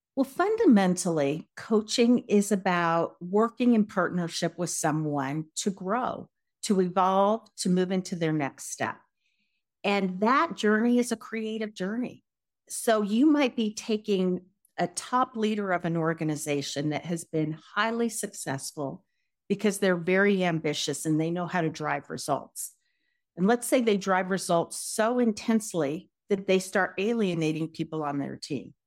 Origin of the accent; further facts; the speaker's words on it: Denver, Colorado, United States; also born or lived in California / New York City / Los Angeles / Seattle; I am from Denver originally.